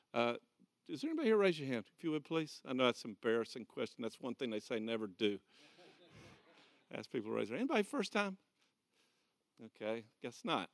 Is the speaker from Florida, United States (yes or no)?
yes; Okeechobee, Florida, United States; I'm from Okeechobee, Florida.